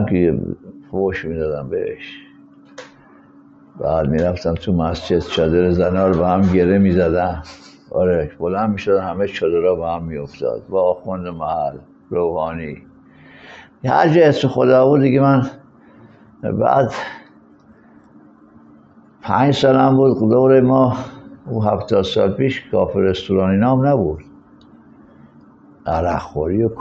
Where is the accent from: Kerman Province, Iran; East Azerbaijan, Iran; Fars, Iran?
Fars, Iran; Shiraz; من بچه شیرازم